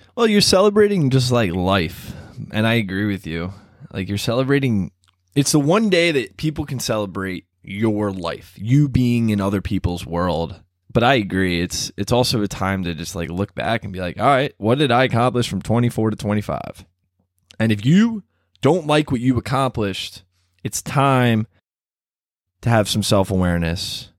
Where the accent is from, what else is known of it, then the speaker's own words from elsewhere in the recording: Baltimore, Maryland, United States; moved away as an adult; also born or lived in College Park; now in Washington, D.C., United States; I grew up in Baltimore.